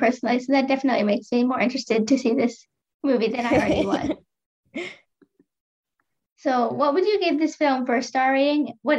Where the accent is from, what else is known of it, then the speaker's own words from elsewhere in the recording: Iowa, United States; from Iowa, and you're listening to Kids First Coming Attractions.